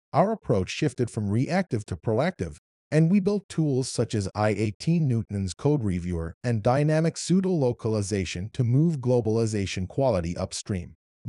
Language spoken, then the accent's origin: English; Iran; accent: Arabic; When I talk to people, they can figure out my Arabic accent. They ask which Arab country I'm from, and I say I'm Iranian.